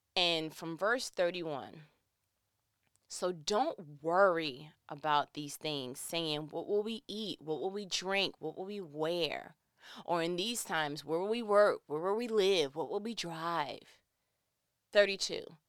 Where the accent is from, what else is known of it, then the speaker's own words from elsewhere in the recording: New York, United States; I'm from New York